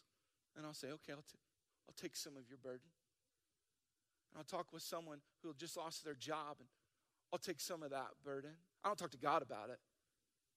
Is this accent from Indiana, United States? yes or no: no; South Dakota, United States; I'm from South Dakota.